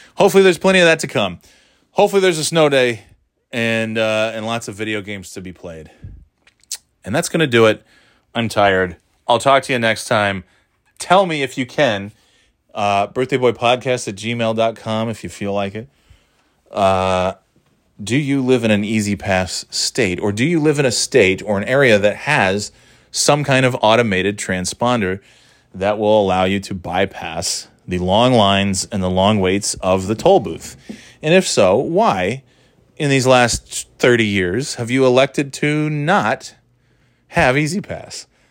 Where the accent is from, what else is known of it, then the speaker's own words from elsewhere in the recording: New York, United States; also born or lived in Florida; Growing up in New York